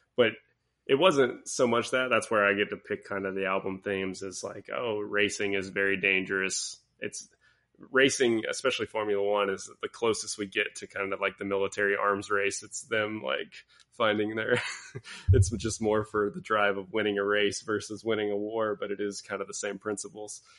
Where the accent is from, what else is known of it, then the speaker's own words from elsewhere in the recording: Pensacola, Florida, United States; moved away; I grew up in Pensacola, Florida